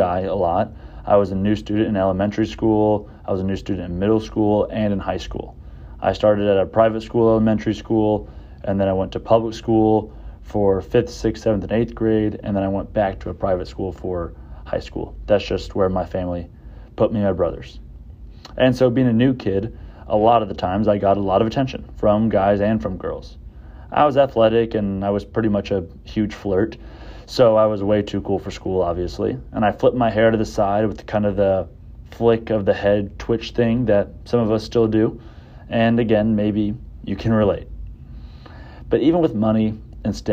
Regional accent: Southlake, Texas, United States; I grew up in Southlake, about 40 minutes from here

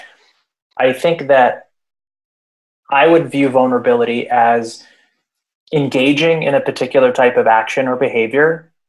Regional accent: Princeton, New Jersey, United States; I grew up in New Jersey. I grew up in the Princeton area, and then I moved to North Jersey

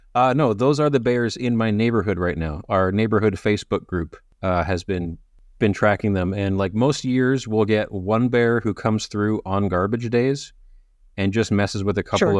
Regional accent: Canada; I'm Canadian

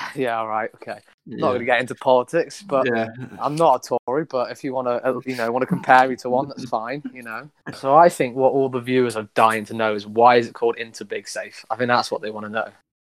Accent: Shrewsbury, West Midlands, United Kingdom; Well, I am 21 years old. I'm from Shrewsbury.

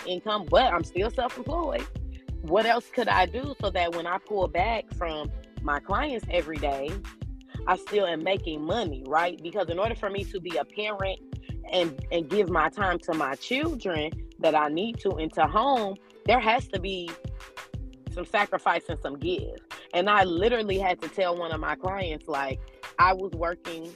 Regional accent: Illinois, United States; moved away; I grew up in a little town in Illinois. Whoop, I'm a Midwest girl.

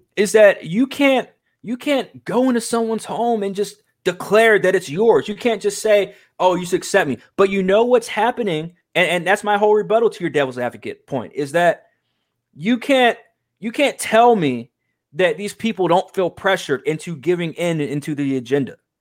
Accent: United States; I'm proud to be from America

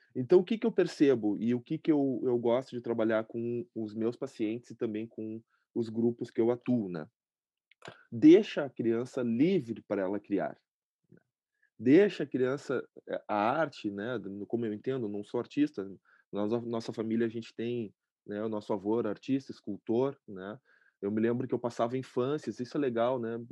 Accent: Porto Alegre, Rio Grande do Sul, Brazil; Nasci aqui em Porto Alegre, moro aqui em Porto Alegre também

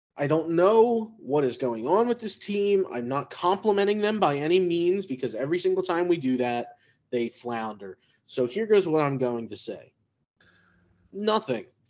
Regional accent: Philadelphia, Pennsylvania, United States; I grew up in Kensington, actual Kensington

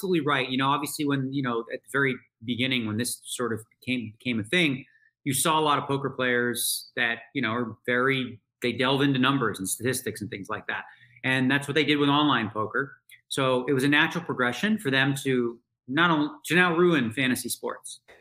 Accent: Toronto, Ontario, Canada; I grew up in Toronto

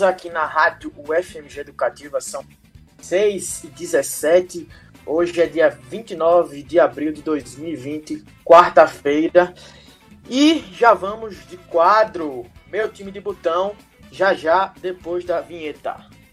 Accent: Aracaju, Sergipe, Brazil; moved away; eu sou de Aracaju, Sergipe do Nordeste

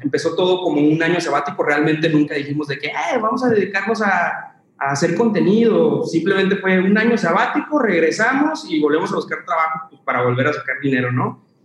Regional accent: Zacatecas, Mexico; yo soy originario de Zacatecas

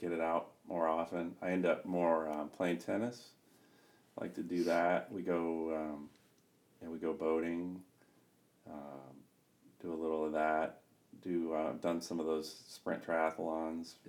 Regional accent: Clearwater, Florida, United States; I grew up in Clearwater, Florida, born and raised, and grew up near the beach

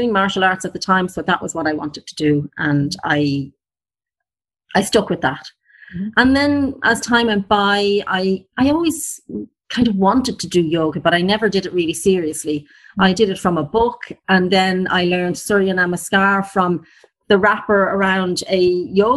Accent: Ireland; I am from Ireland and I live in the countryside.

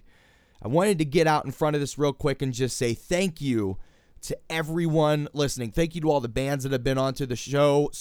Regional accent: Pittsburgh, Pennsylvania, United States; my hometown of Pittsburgh, Pennsylvania.

